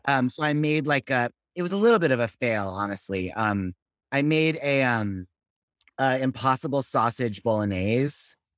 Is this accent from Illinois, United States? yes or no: no; Los Angeles, California, United States; moved away as an adult; also born or lived in Fort Lee, New Jersey / Manhattan / Berkeley; now in Brooklyn, United States; I grew up in Sherman Oaks